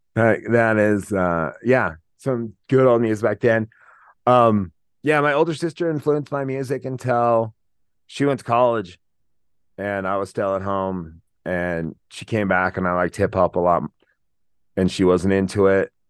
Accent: Laramie, Wyoming, United States; I was a kid from Laramie

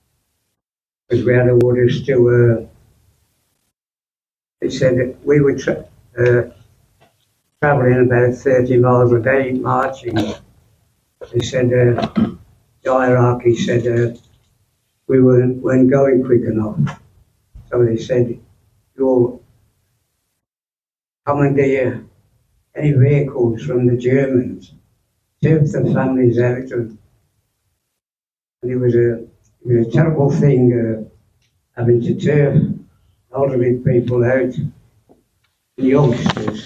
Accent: Birmingham, West Midlands, United Kingdom; I'm from Birmingham

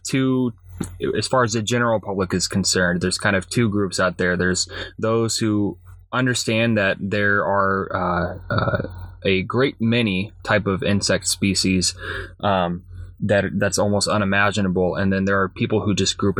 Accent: Houston, Texas, United States; moved away as an adult; now in Minnesota, United States; I'm originally from Houston, Texas

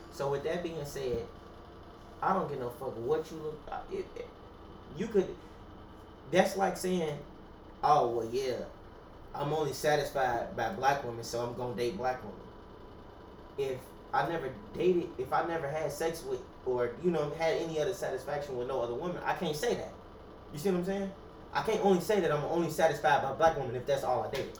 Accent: United States; I'm a black American, not an African American

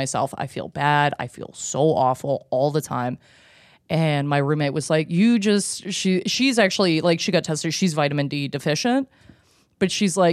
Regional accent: Canada; we're Canadian. We are Canadian

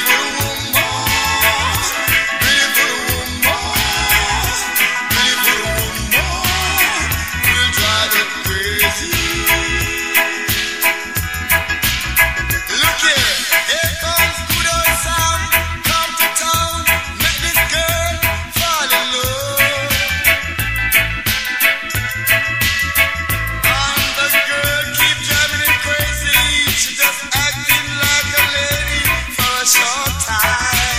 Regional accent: Yorkshire and the Humber, United Kingdom; that's what we're like from Yorkshire

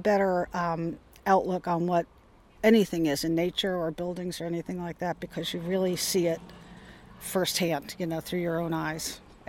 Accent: Mendocino, California, United States; … from Mendocino.

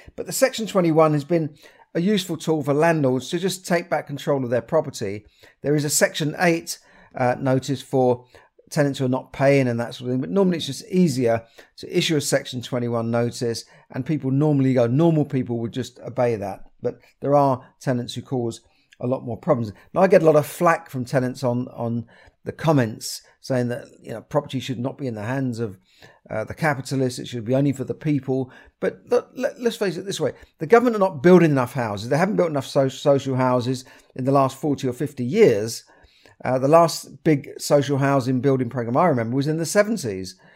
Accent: London, United Kingdom; where I grew up in Camden.

